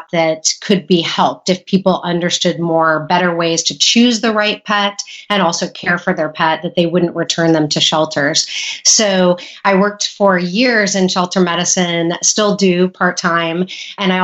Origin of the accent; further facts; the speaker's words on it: Illinois, United States; moved away; also born or lived in California; I went to vet school in Illinois, where I'm originally from. Went back to my home state